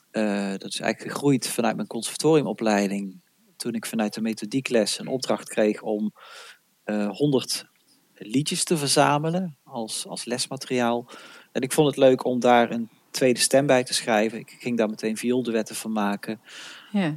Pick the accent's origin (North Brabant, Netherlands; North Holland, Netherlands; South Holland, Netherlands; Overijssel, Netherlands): North Brabant, Netherlands; ik ben een Brabander.